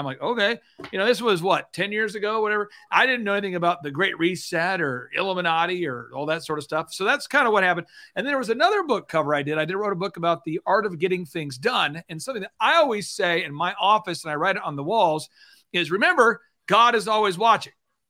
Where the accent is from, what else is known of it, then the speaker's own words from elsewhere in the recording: Tulsa, Oklahoma, United States; born there; But as far as my testimony, I was born in Tulsa, Oklahoma.